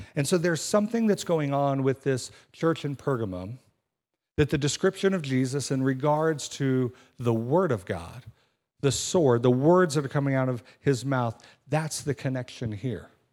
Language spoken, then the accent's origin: English; Kansas City, United States; moved away; I'm from Kansas City